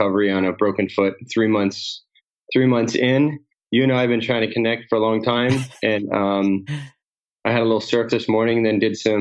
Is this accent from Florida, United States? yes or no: yes; Cocoa Beach, Florida, United States; I grew up in Cocoa Beach, Florida.